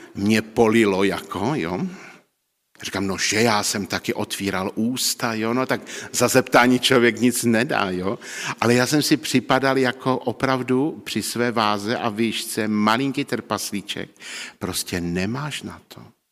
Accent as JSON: {"language": "Czech", "country": "Czechia", "said": "v té naší vesnici, kde jsem, o, odkud pocházím z Neuníka na baráčku"}